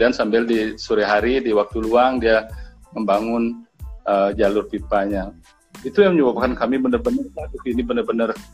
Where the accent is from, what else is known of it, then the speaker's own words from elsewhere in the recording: Kintamani, Bali, Indonesia; Kalau saya latar belakang eh, asalnya dari Kintamani Pak, udara dingin.